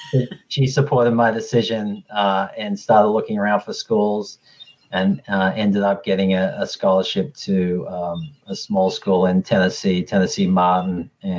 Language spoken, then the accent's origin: English; Australia; how I grew up with tennis in Australia is a little different than how it's structured over here.